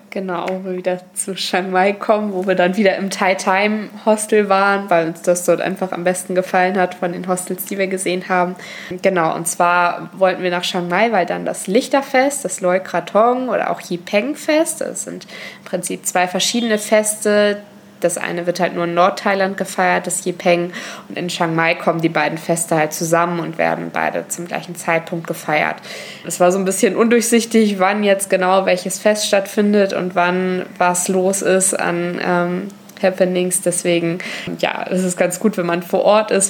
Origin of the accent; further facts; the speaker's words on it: Germany; bei uns in Deutschland